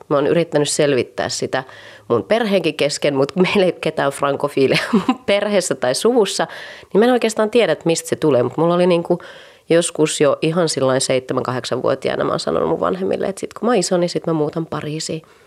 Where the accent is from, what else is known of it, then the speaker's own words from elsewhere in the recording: Raahe, North Ostrobothnia, Finland; moved away as an adult; now in Paris, France; synnyin Raahessa vuonna 1982 ja elin siellä ihan ylioppilaskirjoituksiin asti